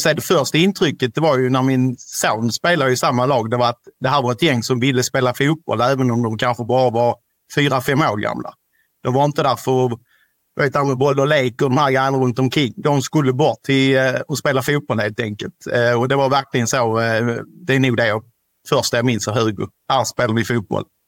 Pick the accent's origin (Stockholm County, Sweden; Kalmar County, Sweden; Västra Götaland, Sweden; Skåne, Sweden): Skåne, Sweden; Ystad; vi kommer ju från Ystad kommun